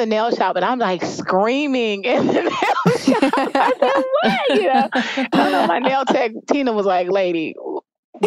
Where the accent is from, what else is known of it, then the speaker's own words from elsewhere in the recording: Jamaica; now in Alpharetta, United States; I am from Jamaica